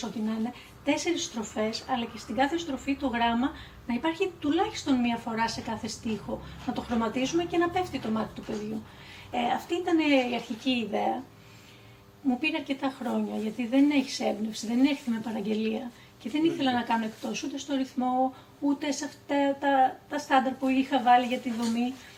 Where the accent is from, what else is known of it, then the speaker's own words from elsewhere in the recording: Karpenisi, Central Greece, Greece; εγώ γεννήθηκα το 1974. Ε, και μεγάλωσα στο Καρπενήσι, που είναι μια μικρή πόλη